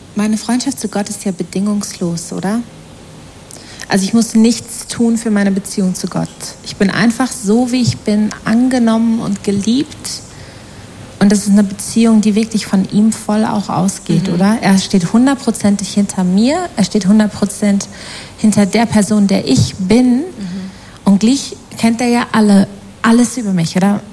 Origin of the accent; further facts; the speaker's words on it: the heart of the Ruhr area, North Rhine-Westphalia, Germany; moved away as an adult; also born or lived in Australia; now in Switzerland; Aus dem Herzen des Ruhrgebiets